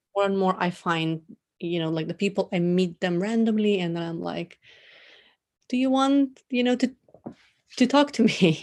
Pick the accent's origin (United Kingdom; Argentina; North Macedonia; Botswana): North Macedonia; moved away as an adult; now in Tokyo, Japan; born and raised in Macedonia, which is in the southeast of Europe